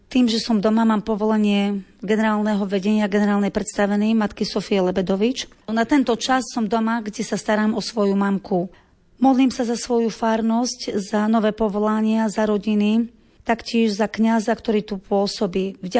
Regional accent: Hažín nad Cirochou, Prešov Region, Slovakia; moved away; Pochádzam z farnosti Hažina Cirochov

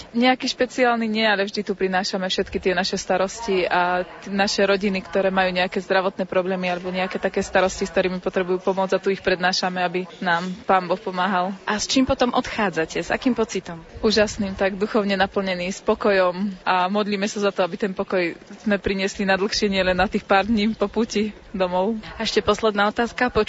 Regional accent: Vasiľov, Žilina Region, Slovakia; Z Oravy a konkrétne z Vasilova.

